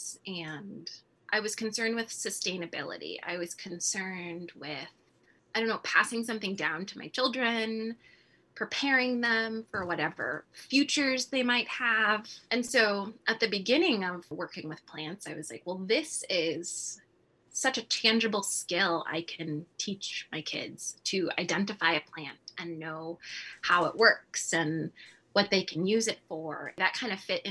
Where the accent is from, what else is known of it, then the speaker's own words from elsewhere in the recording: California, United States; moved away as an adult; now in Midwest, United States; Growing up in California, I've never experienced winters like this